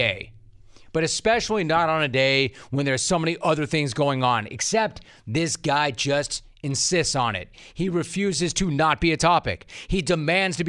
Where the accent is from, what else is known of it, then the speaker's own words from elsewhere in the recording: Los Angeles, California, United States; I'm from Los Angeles.